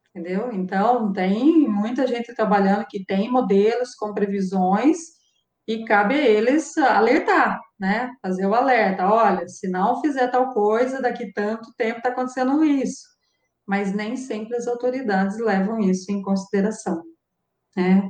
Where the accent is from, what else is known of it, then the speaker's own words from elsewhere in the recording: Araras, São Paulo, Brazil; moved away as an adult; also born or lived in Campinas; now in Rio Claro, Brazil; Em Araras, eu, eu sou de Araras, eu andava, fazia tudo a pé. Então, eu ia para a escola a pé